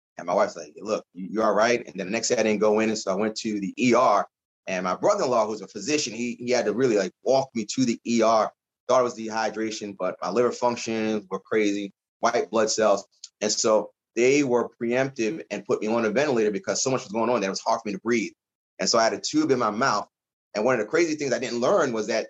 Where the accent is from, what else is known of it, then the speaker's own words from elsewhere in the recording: Baltimore, Maryland, United States; moved away; also born or lived in Virginia; I'm originally from Baltimore